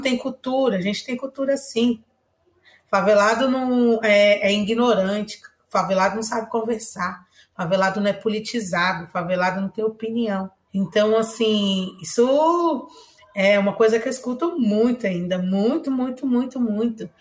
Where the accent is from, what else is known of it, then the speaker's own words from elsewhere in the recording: São Paulo, Brazil; also born or lived in Bahia; eu tenha crescido na favela, que eu sou nordestina